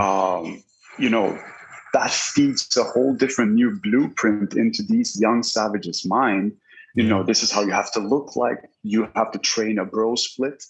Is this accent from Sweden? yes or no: yes; Sweden; moved away as an adult; now in Miami Beach, United States; I'm originally uh, Swedish. I was born in Sweden.